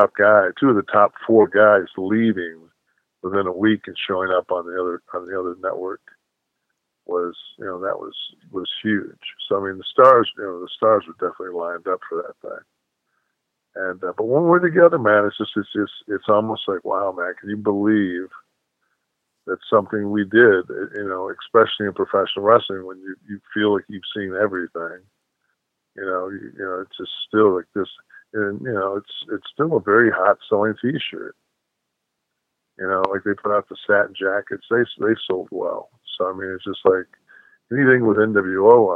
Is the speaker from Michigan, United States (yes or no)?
yes; Detroit, Michigan, United States; I was born and raised in Detroit